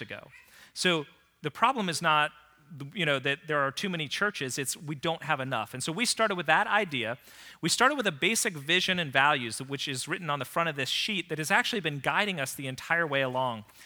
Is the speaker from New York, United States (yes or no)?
no; Vienna, Virginia, United States; I was committed to starting a church here in Vienna, Virginia. It was my hometown